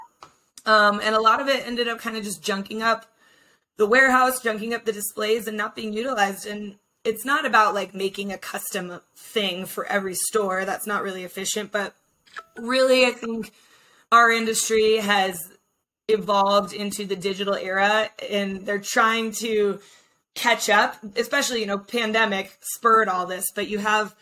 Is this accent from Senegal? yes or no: no; Aspen, Colorado, United States; I grew up in Aspen